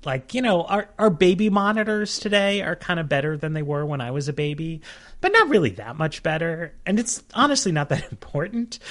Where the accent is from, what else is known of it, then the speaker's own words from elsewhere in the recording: New York, United States; moved away; I grew up in New York